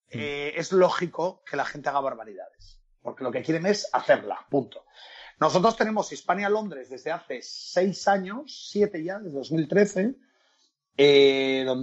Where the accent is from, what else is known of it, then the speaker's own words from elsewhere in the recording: Spain; eso no somos españoles, somos étnicos, decía yo.